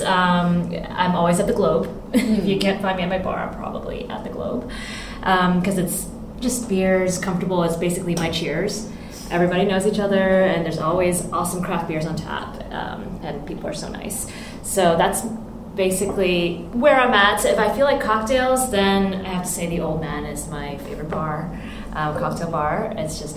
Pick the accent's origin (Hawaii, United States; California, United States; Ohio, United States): California, United States; moved away as an adult; now in Hong Kong; I was born in California, but I've lived here pretty much. After I graduated from college in California